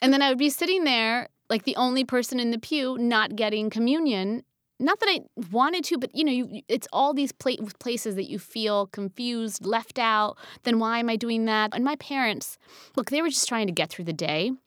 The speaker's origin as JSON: {"language": "English", "region": "New Jersey", "country": "United States", "tie": "born or raised there", "also_born_or_lived": "Pennsylvania / New York / Los Angeles", "moved": "yes", "said": "I grew up in New Jersey, and then we moved to Pennsylvania"}